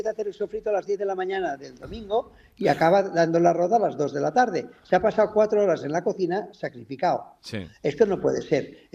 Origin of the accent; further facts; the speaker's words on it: Catalonia, Spain; soy catalán